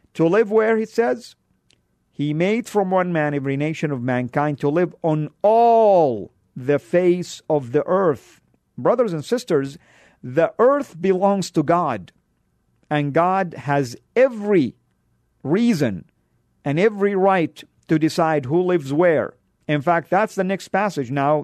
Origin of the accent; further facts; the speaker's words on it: Saudi Arabia; now in United States; I'm Born and raised in Saudi. I come from a country that is considered to be the heartland of Islam